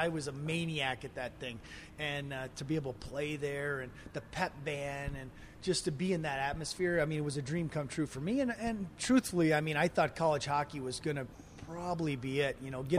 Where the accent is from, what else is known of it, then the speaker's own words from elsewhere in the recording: Potsdam, New York, United States; moved away as an adult; now in Calgary, Canada; growing up in Potsdam